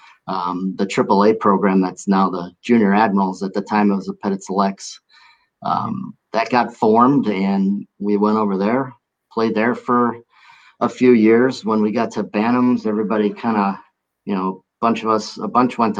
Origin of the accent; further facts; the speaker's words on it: Milwaukee, Wisconsin, United States; MSOE said, yeah, we'll take you right away. So it was my hometown